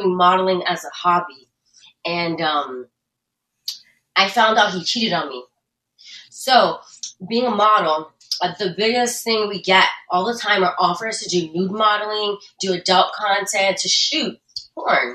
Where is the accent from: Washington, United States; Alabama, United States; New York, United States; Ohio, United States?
New York, United States; moved away as an adult; now in California, United States; I was born and raised in New York